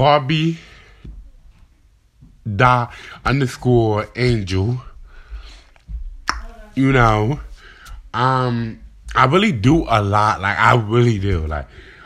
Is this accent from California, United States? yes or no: no; Delaware, United States; I'm from Delaware